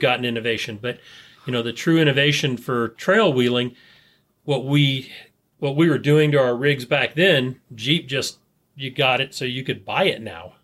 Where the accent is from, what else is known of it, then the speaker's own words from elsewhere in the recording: Bay Area, California, United States; growing up in the Bay Area